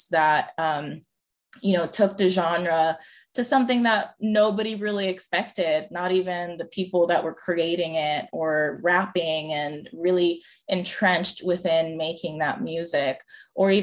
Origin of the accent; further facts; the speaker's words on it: Puerto Rico; moved away as an adult; also born or lived in Evanston, Illinois; now in Austin, United States; I was born and raised in Puerto Rico